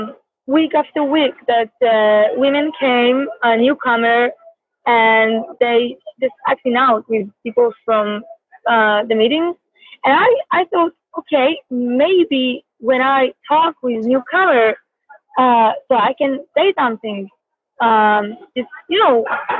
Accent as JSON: {"language": "English", "country": "Israel", "said": "I'm from Israel."}